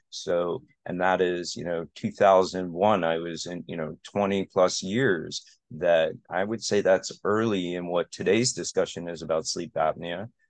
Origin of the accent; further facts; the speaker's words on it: Aventura, Florida, United States; also born or lived in Connecticut; I practice where I grew up within a couple miles of where I grew up